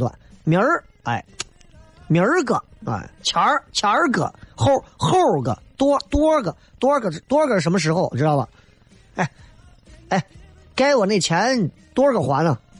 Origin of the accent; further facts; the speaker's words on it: Beijing, China; 所以我就是想，俺北京人怎么笑？咱们正常笑，哈哈哈哈！